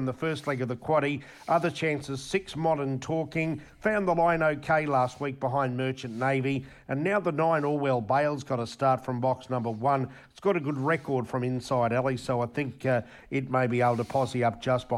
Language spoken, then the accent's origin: English; Queensland, Australia; We're dyed-in-the-wool Queenslander